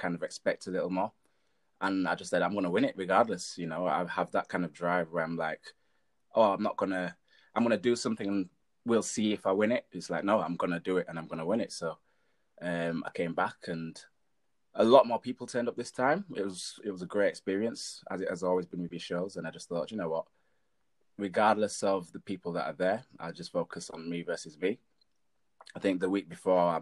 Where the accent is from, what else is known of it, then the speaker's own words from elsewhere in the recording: Leeds, Yorkshire and the Humber, United Kingdom; I'm from Leeds as a PT